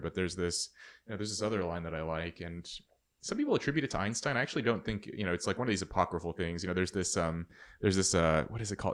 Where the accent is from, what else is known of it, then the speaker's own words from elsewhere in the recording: Red Bluff, California, United States; seventeen growing up in Red Bluff, California